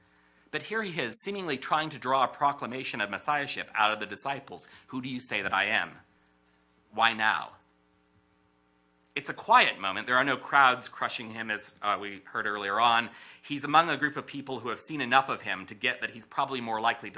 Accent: United States; As an American in my mid-30s, whose ancestors were at least nominally Christian as far back as I know

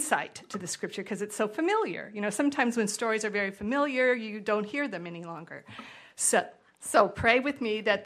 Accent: California, United States; moved away; I'm from California

